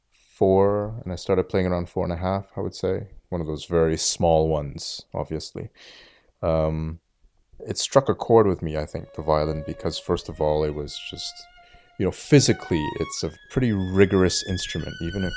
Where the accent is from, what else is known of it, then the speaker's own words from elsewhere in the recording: Ottawa, Ontario, Canada; I'm currently based in Ottawa, where I was also born and raised